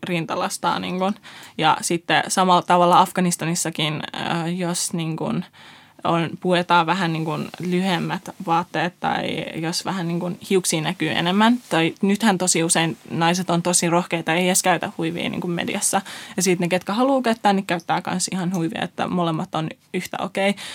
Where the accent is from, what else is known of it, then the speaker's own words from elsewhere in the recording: Finland; also born or lived in Iran / Afghanistan (roots); vuoden ikäisenä me muutettiin Suomeen YK kautta ää, kiintiöpakolaisina